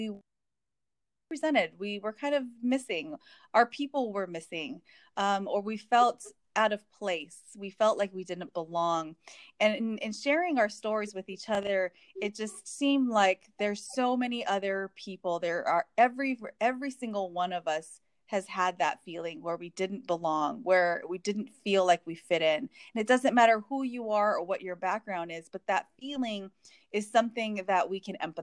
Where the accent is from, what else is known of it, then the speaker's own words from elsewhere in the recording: Hawaii, United States; moved away as an adult; now in Indiana, United States; I was born and raised in Hawaii